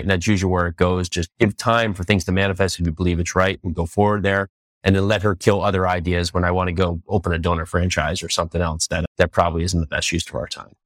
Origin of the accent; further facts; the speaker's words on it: New Jersey, United States; moved away as an adult; also born or lived in New York City / Tennessee; now in Nashville, United States; I was born and raised in New Jersey